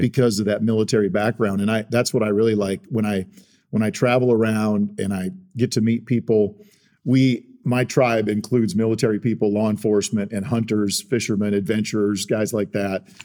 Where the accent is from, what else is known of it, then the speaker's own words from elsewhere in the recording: South Dakota, United States; moved away; I grew up in South Dakota